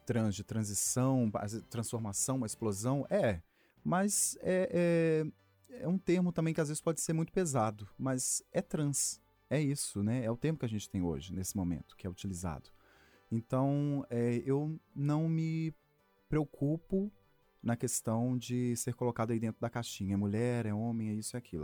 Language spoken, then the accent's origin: Portuguese; Sabará, Minas Gerais, Brazil; Sou de Sabará, ali no meio da procissão